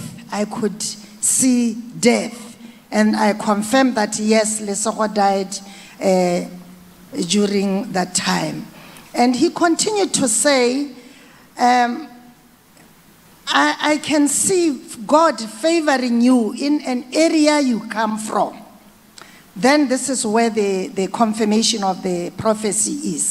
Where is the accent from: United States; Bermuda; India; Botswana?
Botswana; I come from Botswana